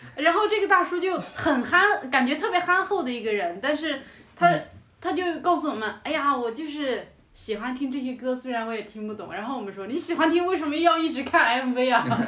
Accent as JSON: {"language": "Chinese", "region": "Yunnan", "country": "China", "also_born_or_lived": "Thailand / Australia", "moved": "as an adult", "said": "我也是云南人"}